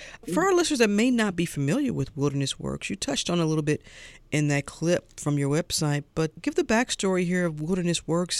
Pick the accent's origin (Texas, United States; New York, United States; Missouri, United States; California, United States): Missouri, United States; St. Louis; now in Atlanta, United States; I'm from St. Louis, so, you know. I'm a Midwest girl, always will be